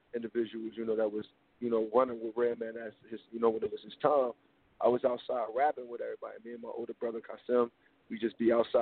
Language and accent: English; Newark, New Jersey, United States; coming straight out of Newark, New Jersey